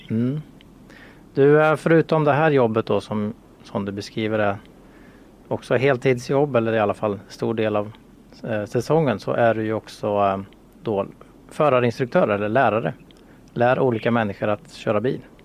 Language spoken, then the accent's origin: Swedish; Sweden; vi svenskar